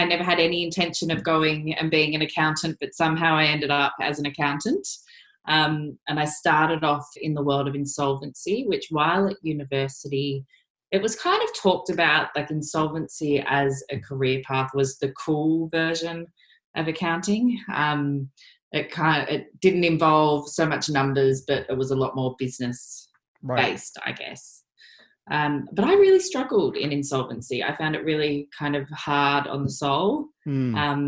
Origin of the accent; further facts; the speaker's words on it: Gold Coast, Queensland, Australia; moved away as an adult; now in Melbourne, Australia; I grew up on the Gold Coast, and the Gold Coast is very small